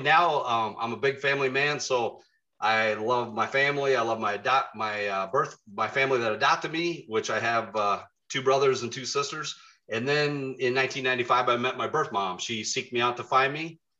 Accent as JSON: {"language": "English", "town": "Remsen", "region": "Iowa", "country": "United States", "tie": "born or raised there", "also_born_or_lived": "Sioux City, Iowa", "said": "I was born in Sioux City, um, given up for adoption to Catholic Charities, um, and my mom and dad were looking for a child. Um, adopted me in 1967. Um, I ended up in Remsen, Iowa, and uh, ended up on a farm."}